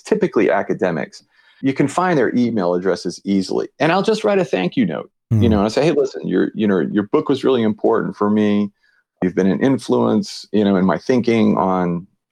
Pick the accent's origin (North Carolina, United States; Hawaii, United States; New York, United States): Hawaii, United States; I'm from Hawaii